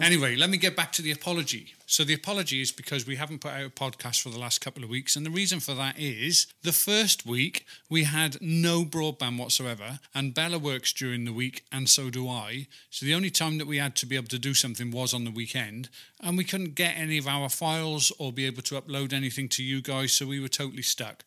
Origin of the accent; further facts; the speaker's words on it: Wales, United Kingdom; I'm actually from Wales